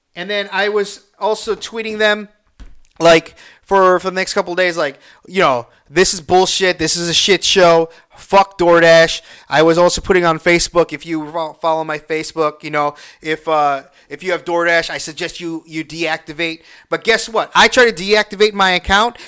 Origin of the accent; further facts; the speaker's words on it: Illinois, United States; I'm from Illinois.